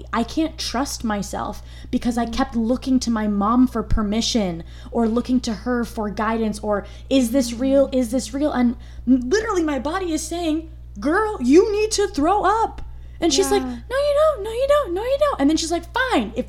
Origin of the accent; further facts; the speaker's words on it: United States; I'm first generation born in the United States